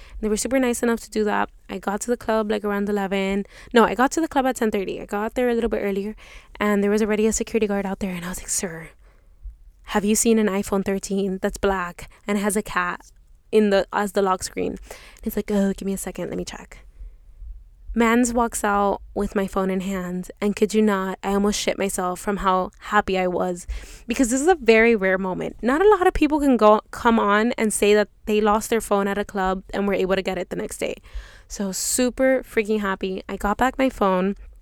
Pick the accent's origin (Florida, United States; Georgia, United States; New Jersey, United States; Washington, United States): Florida, United States; Miami; I come from Miami